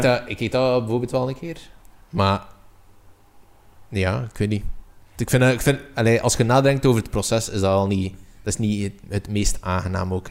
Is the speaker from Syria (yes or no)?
no; Belgium; als Belg